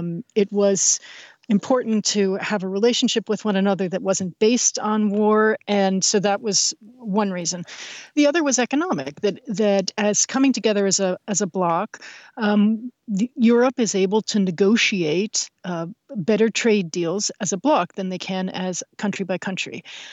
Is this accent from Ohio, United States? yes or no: no; New York, United States; But listen, but I grew up in New York.